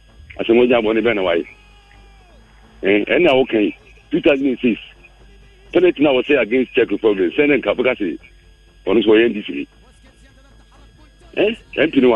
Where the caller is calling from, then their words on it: Bekwai, Ashanti, Ghana; calling from Bekwai.